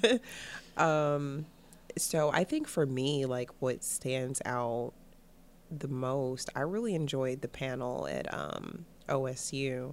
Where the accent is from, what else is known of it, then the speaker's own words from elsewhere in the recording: Cleveland, Ohio, United States; I'm originally from Cleveland, Ohio.